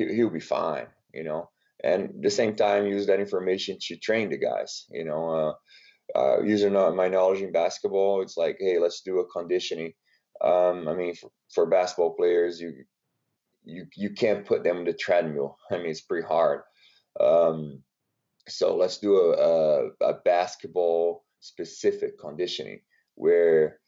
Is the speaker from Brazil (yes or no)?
yes; Brazil; English is a second language; moved away as an adult; now in United States; born and raised in Brazil, came to the United States to play basketball